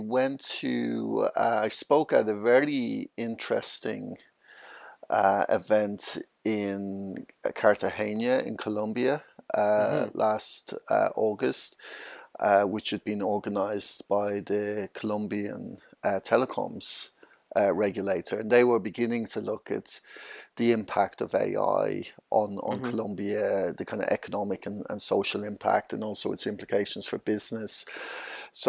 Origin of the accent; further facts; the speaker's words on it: Dublin, Leinster, Ireland; moved away as an adult; now in London, United Kingdom; I'm originally from Dublin, Ireland. I moved over to the UK about 22 years ago, so I've been living in London.